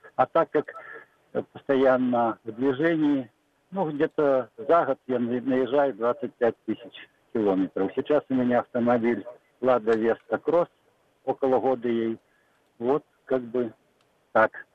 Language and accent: Russian; Belarus; я из Белоруссии и езжу на вахту в Подмосковье